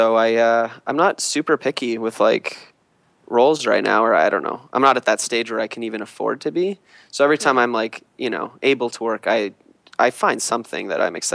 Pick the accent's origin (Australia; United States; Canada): Canada; just outside of Toronto, Ontario; moved away as an adult; now in Vancouver, Canada; I grew up just outside of Toronto